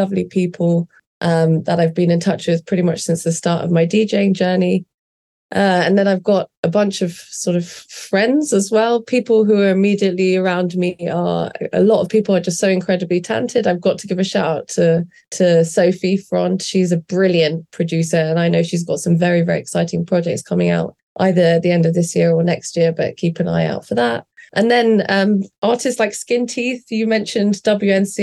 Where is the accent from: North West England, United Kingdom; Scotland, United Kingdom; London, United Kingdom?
London, United Kingdom; living in London, growing up in London